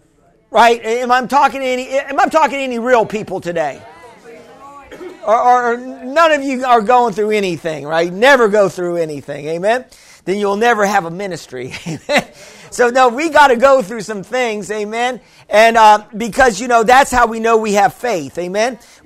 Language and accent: English; Missouri, United States; Well, I'm from Missouri. You got to show me, you know.